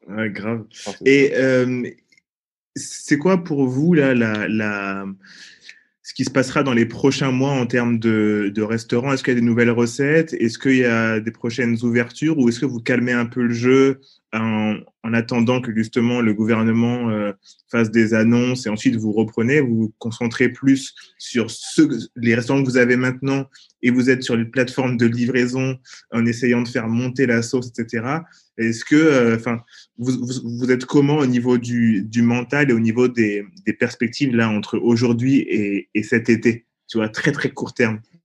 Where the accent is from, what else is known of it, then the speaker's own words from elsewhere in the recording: Paris, Île-de-France, France; Nous avec Bacon, on a grandi dans le 13e arrondissement de Paris.